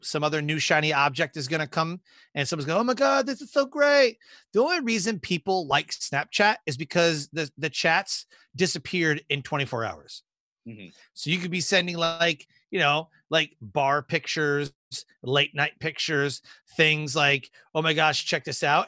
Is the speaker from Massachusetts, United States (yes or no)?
no; Detroit, Michigan, United States; moved away as an adult; born and raised in Detroit, Michigan and joined the Air Force when I was 18